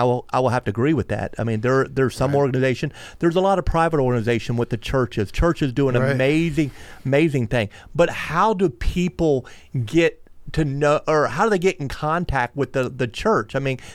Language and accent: English; Melbourne, Florida, United States; I grew up in Aurora Road Trailer Park. I was fortunate enough to move to Sherwood Park